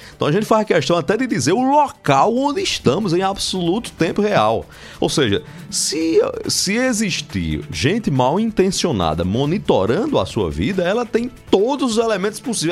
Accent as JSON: {"language": "Portuguese", "town": "Marizópolis", "region": "Paraíba", "country": "Brazil", "tie": "born or raised there", "also_born_or_lived": "Sousa, Paraíba", "said": "Eu que sou natural de Souza, nasci em Souza, posteriormente criado e muito bem criado em Marisópolis"}